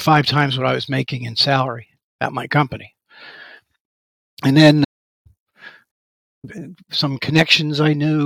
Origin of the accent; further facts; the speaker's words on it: New York City, New York, United States; moved away as an adult; I was born in Manhattan. I worked in Manhattan for the beginning stages of my career